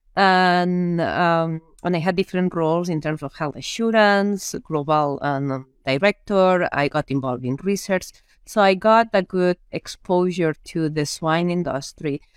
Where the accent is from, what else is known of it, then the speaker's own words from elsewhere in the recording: Lleida, Catalonia, Spain; English is a second language; moved away as an adult; also born or lived in Minnesota, United States; now in United States; I am from a very small area in Spain or a small town in Spain, in an area which I actually, I call it the Iowa of Spain uh, when it comes down to pigs, right? It's Lleida.